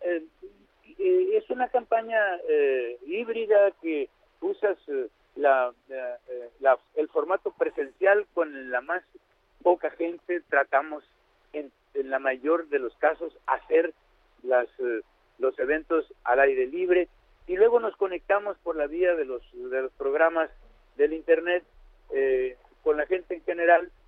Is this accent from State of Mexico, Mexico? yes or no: no; Badiraguato, Sinaloa, Mexico; also born or lived in Culiacán; Soy de Badiraguato